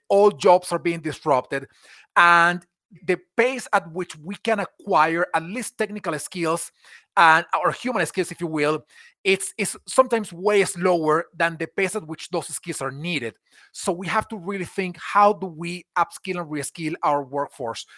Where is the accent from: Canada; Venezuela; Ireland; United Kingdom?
Venezuela; moved away as an adult; now in United States; I was born in Venezuela, in South America, and I grew up there. I moved to the U S in, in two thousand eleven